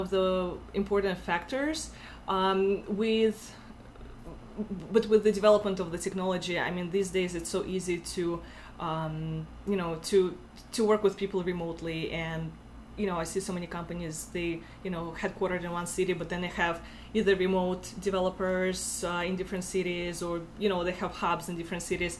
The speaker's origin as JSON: {"language": "English", "country": "Russia", "accent": "Russian", "second_language": "English", "moved": "as an adult", "lives_now": "Buffalo, United States", "said": "I'm from Russia originally, as you can tell by my accent."}